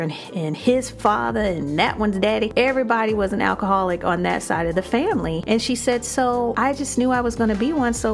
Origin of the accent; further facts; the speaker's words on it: Chicago, Illinois, United States; I'm from Chicago.